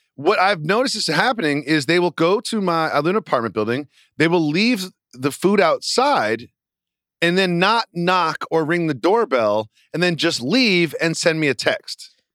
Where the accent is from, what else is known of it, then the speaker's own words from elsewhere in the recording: Massachusetts, United States; I'm from Massachusetts